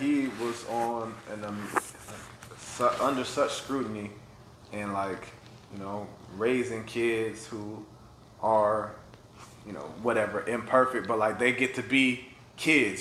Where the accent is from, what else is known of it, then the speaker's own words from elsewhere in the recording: Florida, United States; also born or lived in Minnesota; now in Atlanta, United States; I'm from Florida, so this black kid in Florida